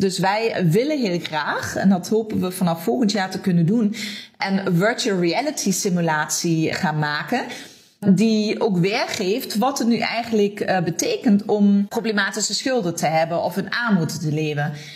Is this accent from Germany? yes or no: yes; Germany; Dutch is a second language; also born or lived in Limburg, Netherlands; now in Netherlands; Ik kom oorspronkelijk uit Duitsland, maar ik woon al heel lang in deze prachtige regio.